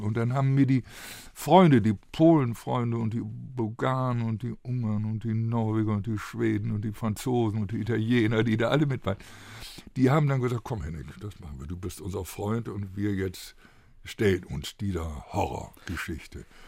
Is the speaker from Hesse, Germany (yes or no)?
no; Bremen, Germany; bei uns in Bremen